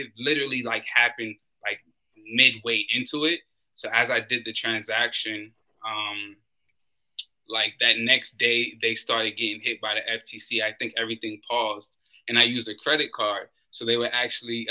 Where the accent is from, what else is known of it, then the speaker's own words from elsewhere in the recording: New York City, New York, United States; moved away; also born or lived in Florida; I'm originally from Brooklyn, I wind up moving to Florida